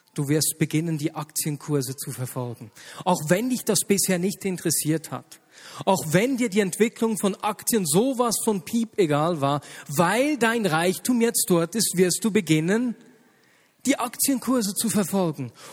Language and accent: German; Switzerland; hier bei uns in der Schweiz